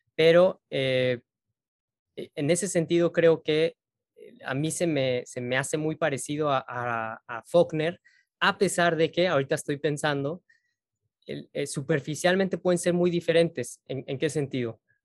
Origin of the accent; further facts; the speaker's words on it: Mexico; Yo siento como mexicano